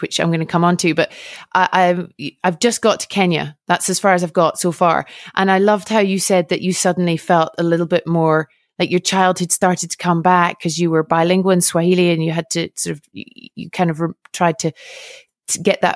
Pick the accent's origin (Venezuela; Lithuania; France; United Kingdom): United Kingdom; Scotland; now in Switzerland; I don't get back to Scotland very often and I love living in Switzerland